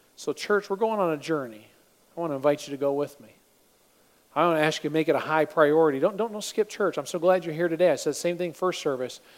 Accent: Michigan, United States; I'm from Michigan

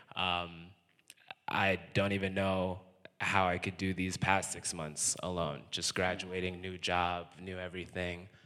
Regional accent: Connecticut, United States; moved away; also born or lived in New York; I'm from Connecticut. also lived in New York.

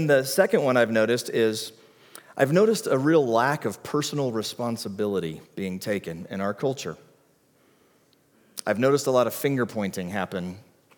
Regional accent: the South, United States; growing up in the South

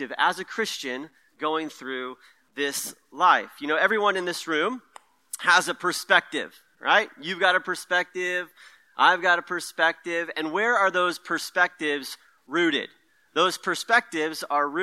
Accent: Merced, California, United States; moved away as an adult; also born or lived in Stockton, California; now in Sonoma County, United States; I grew up in the Central Valley where it's nice and hot all the time. So Merced is where I kind of come from, a Central Valley boy

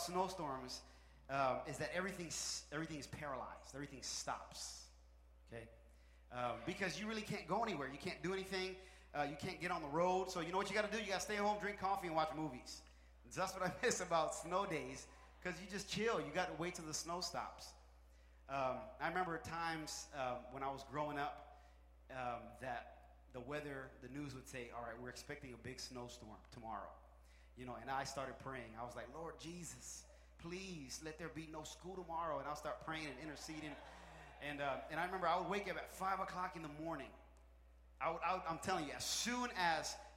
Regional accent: the Poconos, Northeast Pennsylvania, United States; moved away; I'm actually from Northeast Pennsylvania. It's a little place called the Poconos.

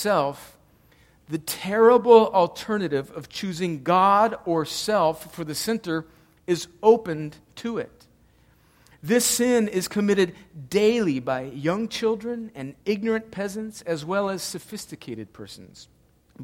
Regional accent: El Centro, California, United States; we grew up right on the Mexican border, El Centro, California

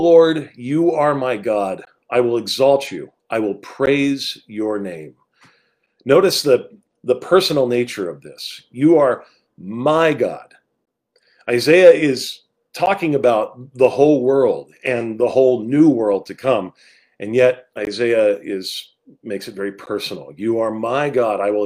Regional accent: Rancho Cucamonga, California, United States; moved away; also born or lived in East Coast; I grew up in Southern California, about 45 minutes outside of Los Angeles in a city named Rancho Cucamonga

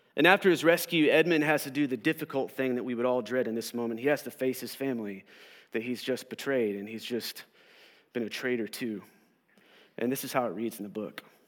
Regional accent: Southern Oklahoma, United States; I grew up here in Southern Oklahoma

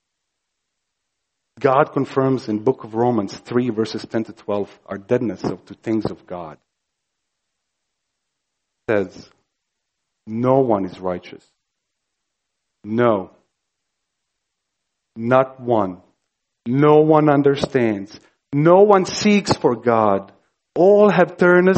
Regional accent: Croatia; moved away; I grew up in Croatia, ex-Yugoslavia, during the war, bloodiest war conflict post-World War II.

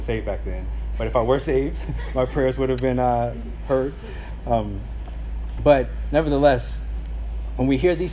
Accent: St. Petersburg, Florida, United States; growing up in South St. Pete, my parents used to have these prayer meetings at the house

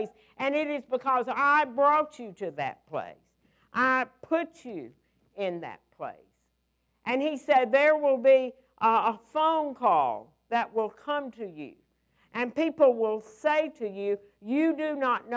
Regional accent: United States; also born or lived in Alabama / Georgia; I'm from Alabama and Georgia

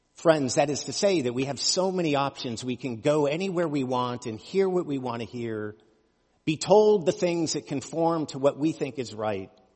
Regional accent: United States; As American Christians

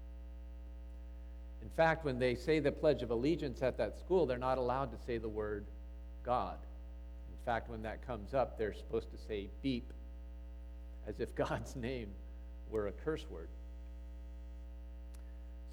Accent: United States; moved away as an adult; also born or lived in Cambodia; I grew up in America, you remember, and I'm Asian

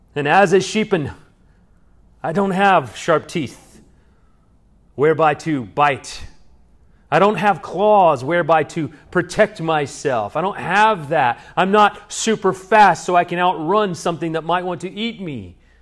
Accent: Salina, United States; also born or lived in Dallas; now in Georgetown, United States; I used to be a child growing up in Salina

